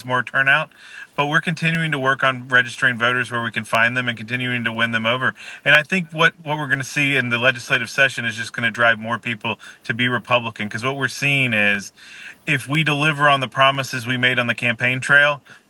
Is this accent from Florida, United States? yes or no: yes; Tallahassee, Florida, United States; I luckily, because I'm from Tallahassee and in that infrastructure, that I'm able to work with the elected officials.